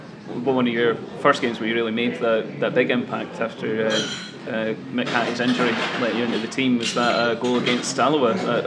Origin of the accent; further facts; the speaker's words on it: Livingston, Scotland, United Kingdom; I'm from Livingston